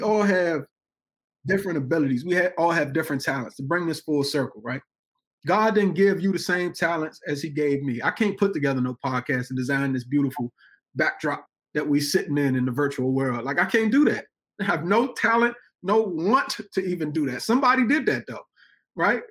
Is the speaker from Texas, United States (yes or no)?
no; Washington, District of Columbia, United States; being in Washington, D.C., my hometown